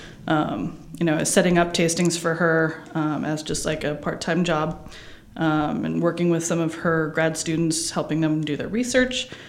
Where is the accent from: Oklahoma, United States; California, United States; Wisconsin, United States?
California, United States; Southern; born or raised there; also born or lived in Davis, California / Napa Valley, California